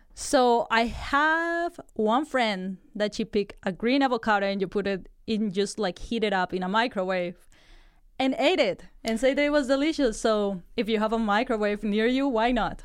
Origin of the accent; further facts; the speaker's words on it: Colombia; moved away; I'm from Colombia